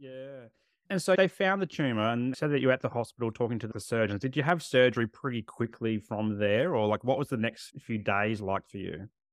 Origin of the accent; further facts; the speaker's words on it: Adelaide, South Australia, Australia; I grew up in Adelaide